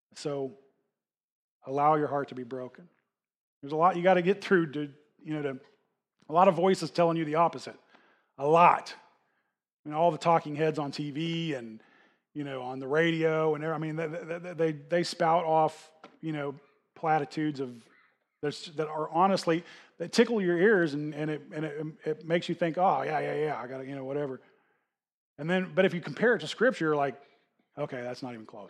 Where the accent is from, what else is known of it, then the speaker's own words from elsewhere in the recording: United States; we as, especially as American Christians